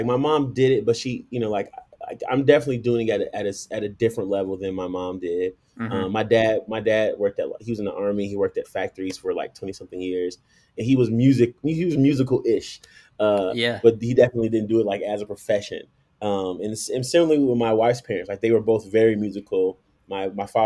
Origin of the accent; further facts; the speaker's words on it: Chicago, Illinois, United States; now in Colorado Springs, United States; I was born and raised in Chicago